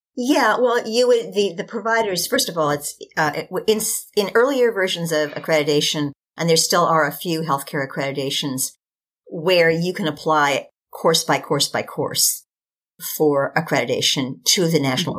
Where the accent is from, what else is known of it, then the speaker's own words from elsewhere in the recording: Kentucky, United States; the University of Kentucky School of Medicine. It's my home state.